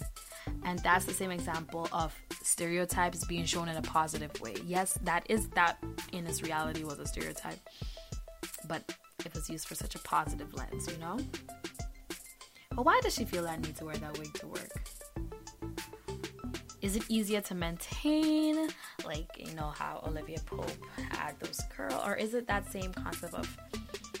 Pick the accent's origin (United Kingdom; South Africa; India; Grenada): Grenada; moved away; I grew up in Grenada in the Caribbean